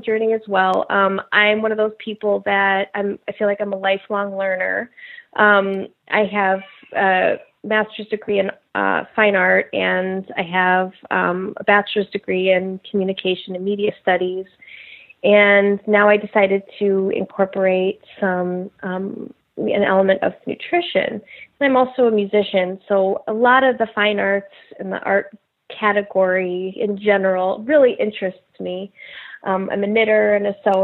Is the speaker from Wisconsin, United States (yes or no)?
yes; Milwaukee, Wisconsin, United States; moved away as an adult; also born or lived in Los Angeles, California; I'm originally from Milwaukee